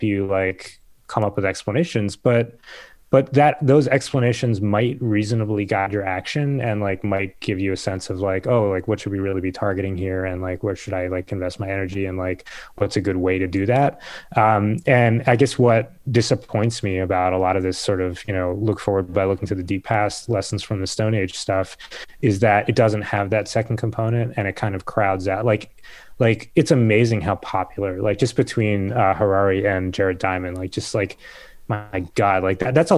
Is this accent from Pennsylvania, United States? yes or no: yes; Pennsylvania, United States; I grew up in Pennsylvania